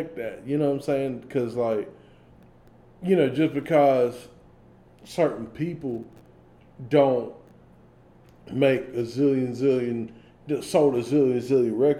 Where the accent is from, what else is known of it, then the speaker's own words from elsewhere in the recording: the South, United States; I'm from the South